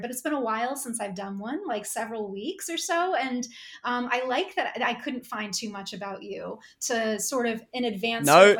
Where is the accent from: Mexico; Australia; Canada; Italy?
Australia; Well, I can't be Australian, because I'm Australian.